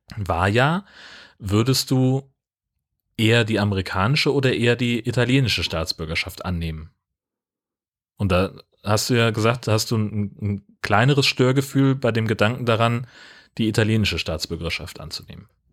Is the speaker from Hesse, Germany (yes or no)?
yes; Hesse, Germany; moved away; ich bin auf dem Dorf groß geworden in Hessen